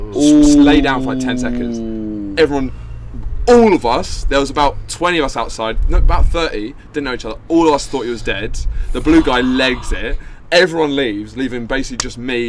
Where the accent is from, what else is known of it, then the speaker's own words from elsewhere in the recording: United Kingdom; also born or lived in London / Brighton; I'm from London or Brighton.